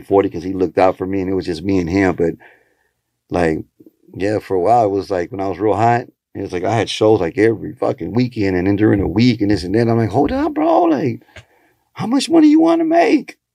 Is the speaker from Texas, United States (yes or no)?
yes; Texas, United States; first language Spanish; English is a second language; also born or lived in Houston / Xalapa, Veracruz; people knew I was from Texas right away. And they knew, I could speak Spanish